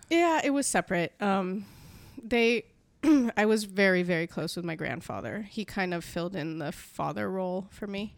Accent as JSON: {"language": "English", "town": "San Francisco", "region": "California", "country": "United States", "tie": "born or raised there", "said": "I was born in San Francisco, California"}